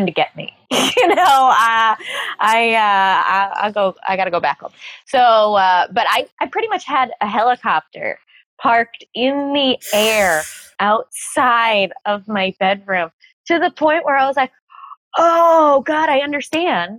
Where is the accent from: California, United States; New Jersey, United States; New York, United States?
New York, United States; New York City; I'm a New Yorker